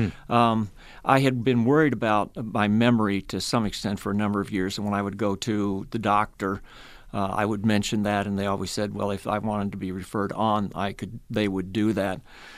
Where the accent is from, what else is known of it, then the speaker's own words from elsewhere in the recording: Sheraton, Iowa, United States; I was raised in Sheraton, Iowa. My father worked for Hy-Vee.